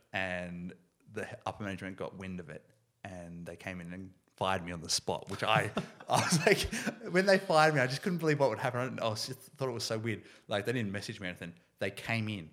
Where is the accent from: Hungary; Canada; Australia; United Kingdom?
Australia; Ballarat, Victoria; Originally from Ballarat